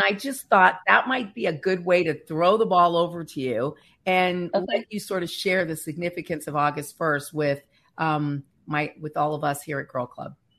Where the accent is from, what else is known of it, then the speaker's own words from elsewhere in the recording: Northern California, United States; I'm from Northern California